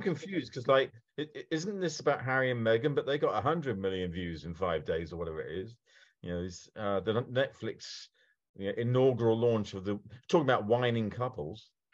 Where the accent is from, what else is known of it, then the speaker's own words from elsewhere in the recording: United Kingdom; I am very British